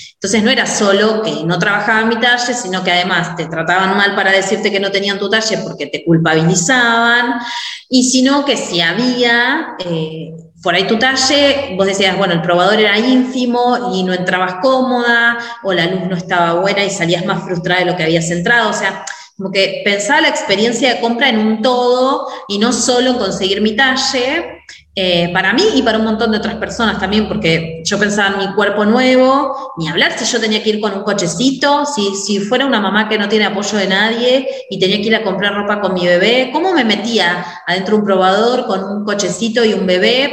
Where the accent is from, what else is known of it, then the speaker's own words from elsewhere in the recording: Mar del Plata, Buenos Aires Province, Argentina; soy de Mar del Plata, Argentina